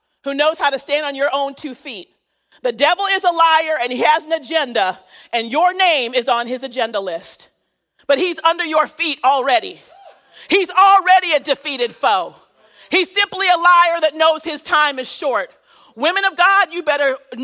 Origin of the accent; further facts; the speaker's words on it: United States; I am African American